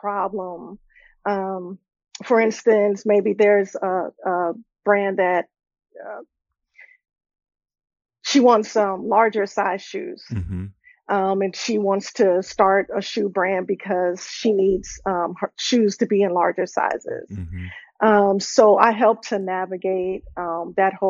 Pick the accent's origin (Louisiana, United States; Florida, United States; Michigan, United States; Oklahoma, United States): Florida, United States; Miami; I'm originally from Miami, Florida